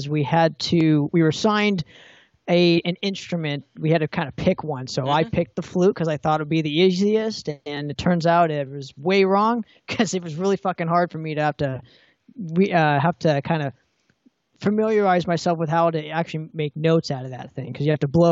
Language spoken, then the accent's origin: English; Orange County, California, United States; I'm particularly from Orange County.